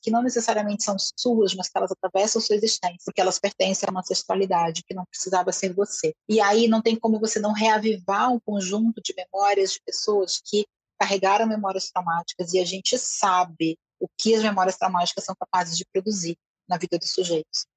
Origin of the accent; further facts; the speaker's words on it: Brazil; eu sou brasileira